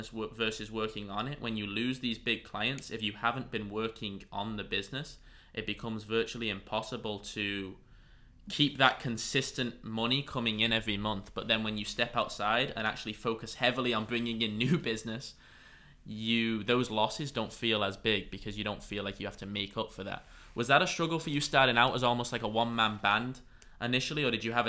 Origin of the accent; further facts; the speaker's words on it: San Diego, California, United States; my hometown, La Jolla, which is probably about 20 minutes from here